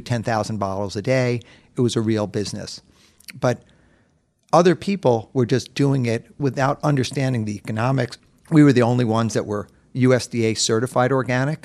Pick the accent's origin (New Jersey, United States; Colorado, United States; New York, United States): New York, United States; New York City; I was born and raised in New York City